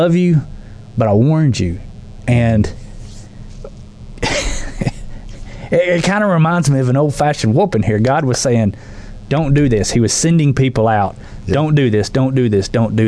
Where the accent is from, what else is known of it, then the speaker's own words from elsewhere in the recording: the South, United States; I grew up in the South